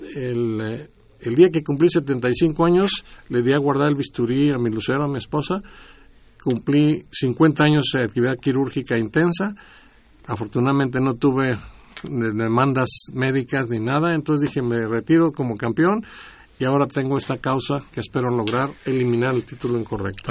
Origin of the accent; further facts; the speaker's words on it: Guasave, Sinaloa, Mexico; moved away; also born or lived in Washington, D.C.; En mi pueblo, en Guasave, Sinaloa